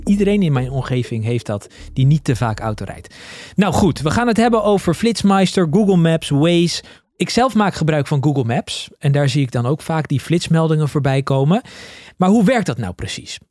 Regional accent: Netherlands; als Nederlander

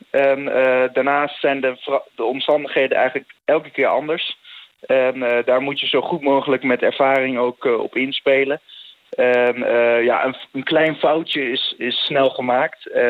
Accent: Netherlands; ik als Nederlander

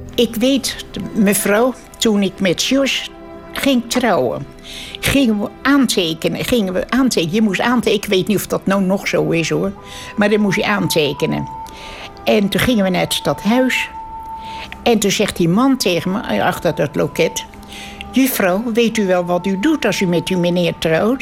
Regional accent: Netherlands; Allemaal zijn we Nederlander weer geworden

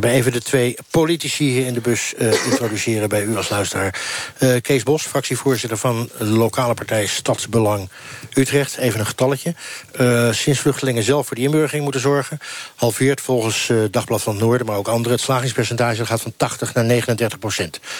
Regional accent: Syria; Dutch is a second language; now in Netherlands; En ik kom dan uit Syrië in 2013. Dan, dan, en, ik, moet inburgen, dan weet ik nog niet wie, waar, waar de goede en waar de slechte zitten.

